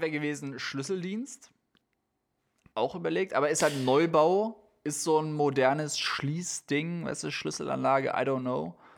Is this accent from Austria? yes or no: yes; Austria; wie wir mhm. Österreicher sagen